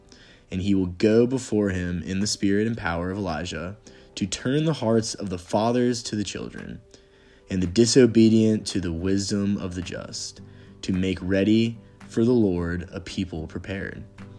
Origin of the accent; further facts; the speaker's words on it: Nashville, Tennessee, United States; I am a junior and I'm from Nashville, Tennessee.